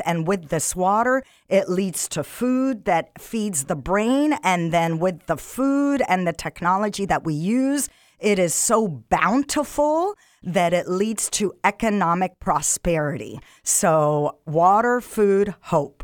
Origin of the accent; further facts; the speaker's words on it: Egypt; moved away; I'm African. I'm originally from Egypt